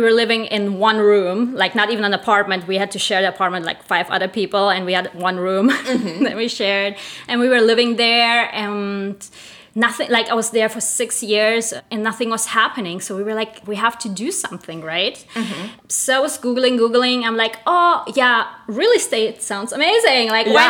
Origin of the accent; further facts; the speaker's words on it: Germany; moved away as an adult; also born or lived in Russia / Spain; now in United States; I'm originally from Russia. I was born in Russia, raised in Germany, lived in Spain, so I call myself international.